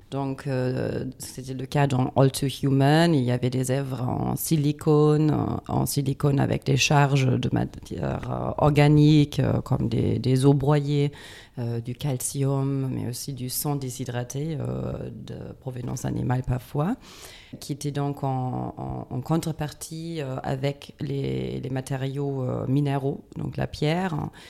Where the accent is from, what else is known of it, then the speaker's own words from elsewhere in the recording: Düsseldorf, North Rhine-Westphalia, Germany; French is a second language; moved away; je viens de Düsseldorf